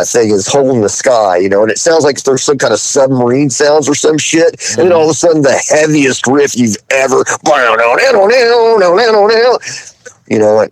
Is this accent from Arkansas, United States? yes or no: yes; Fayetteville, Arkansas, United States; moved away; also born or lived in San Francisco, California; I was growing up in Fayetteville, Arkansas